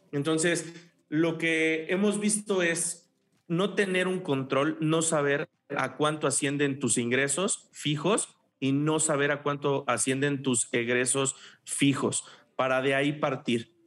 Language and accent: Spanish; Mexico; en nuestra idiosincrasia como mexicanos, como latinos